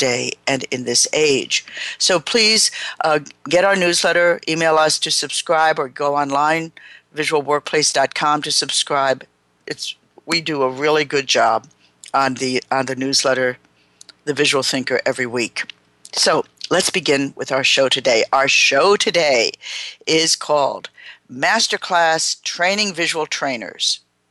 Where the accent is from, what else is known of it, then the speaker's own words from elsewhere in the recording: New York City, New York, United States; now in Portland, United States; I'm from New York City. I currently live for the last about 15 years in Portland, Oregon.